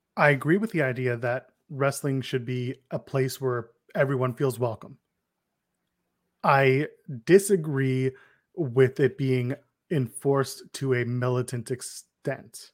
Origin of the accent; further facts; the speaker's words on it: Canada; I'm also Canadian